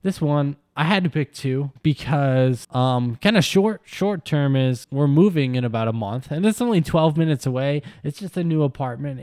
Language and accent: English; Wisconsin, United States; I grew up in Wisconsin